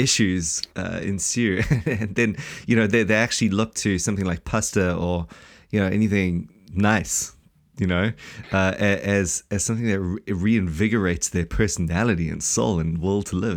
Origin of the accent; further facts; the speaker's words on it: South Africa; now in New Zealand; we're from South Africa